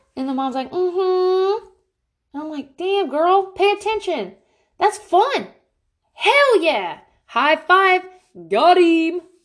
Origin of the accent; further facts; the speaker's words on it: Pensacola, Florida, United States; accent: frat boy from Florida; moved away; I am from Pensacola, Florida. I hung out with only dudes in high school